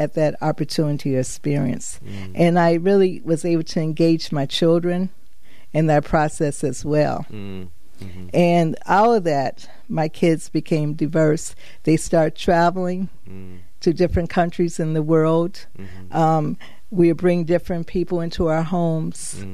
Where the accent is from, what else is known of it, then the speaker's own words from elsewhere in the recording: Chicago, Illinois, United States; moved away as an adult; also born or lived in Hartford, Connecticut / New London, Connecticut; now in Connecticut, United States; I grew up in Chicago